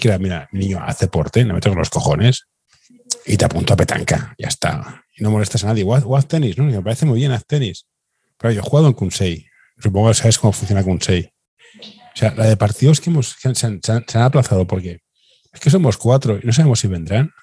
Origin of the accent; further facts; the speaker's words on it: Barcelona, Catalonia, Spain; yo soy, de Horta